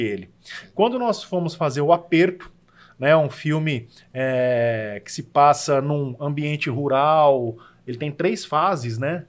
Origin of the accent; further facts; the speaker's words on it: Marília, São Paulo, Brazil; moved away as an adult; now in São José do Rio Preto, Brazil; Marília, que é a minha cidade natal